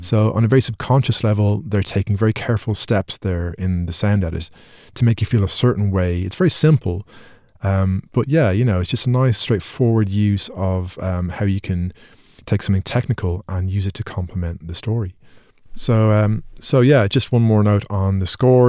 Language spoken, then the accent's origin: English; Ireland; because I'm Irish